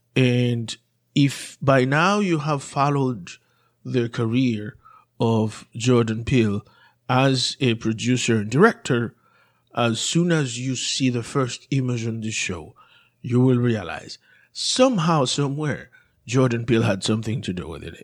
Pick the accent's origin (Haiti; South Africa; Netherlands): Haiti; moved away; growing up in Haiti